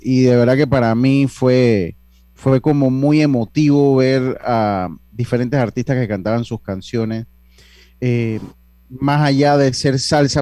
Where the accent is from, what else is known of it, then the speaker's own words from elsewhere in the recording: Panama; nosotros como panameños